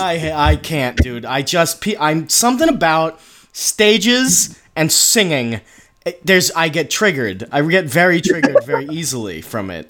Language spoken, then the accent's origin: English; Northeast, United States; I'm from the Northeast